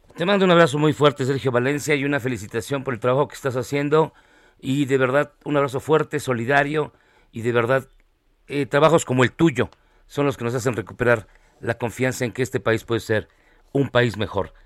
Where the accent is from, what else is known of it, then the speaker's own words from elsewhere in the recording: Mexico; como mexicanos